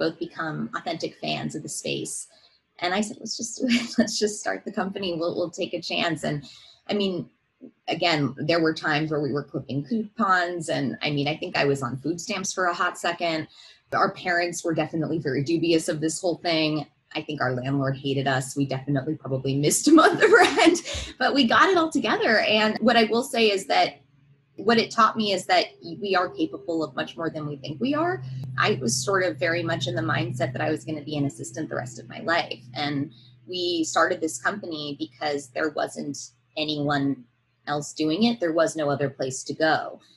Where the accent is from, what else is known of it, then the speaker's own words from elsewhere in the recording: Seattle, Washington, United States; moved away as an adult; now in California, United States; moved back to my hometown of Seattle